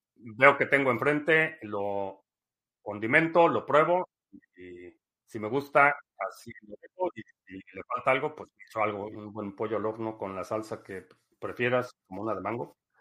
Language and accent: Spanish; Mexico City, Mexico; now in United States; crecí en, en la Ciudad de México, o en centros urbanos